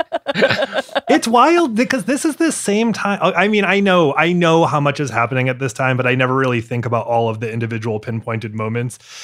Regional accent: Maine, United States; I grew up in Maine

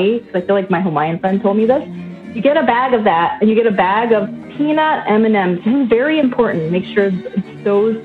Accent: Northern Mariana Islands; moved away; I grew up on a small island in Micronesia called Saipan

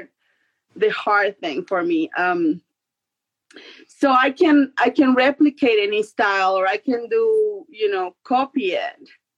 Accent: Mexico; now in New Mexico, United States; I'm located in New Mexico. I'm originally from Mexico, but now I'm in the New Mexico

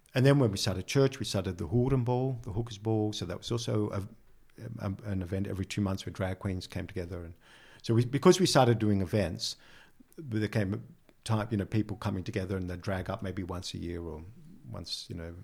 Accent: Sydney, New South Wales, Australia; moved away as an adult; now in Netherlands; I come from Sydney

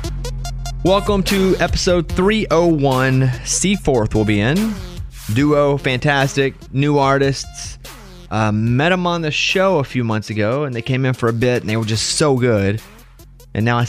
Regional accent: Arkansas, United States; I'm from Arkansas.

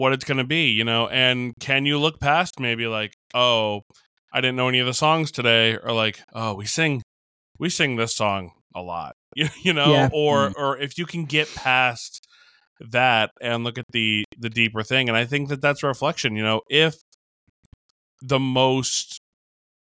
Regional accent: New York, United States; I'm from New York.

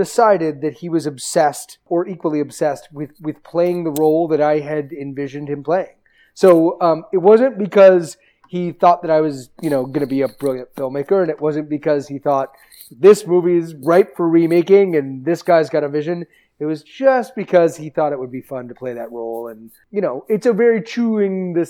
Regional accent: Baltimore, Maryland, United States; I'm from Baltimore

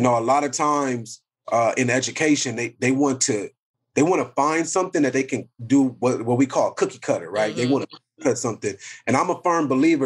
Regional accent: Compton, California, United States; I'm born from Compton

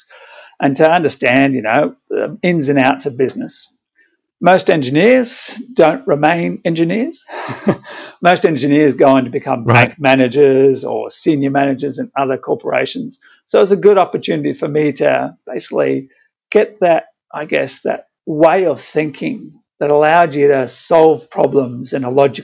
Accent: Brisbane, Queensland, Australia; I grew up in Brisbane, so I loved the bushwalking and things like that.

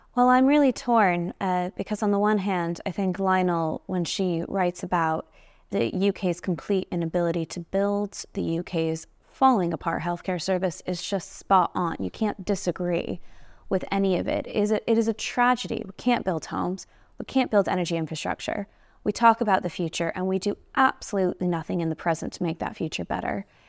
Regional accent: United States; moved away as an adult; now in United Kingdom; I'm from the United States

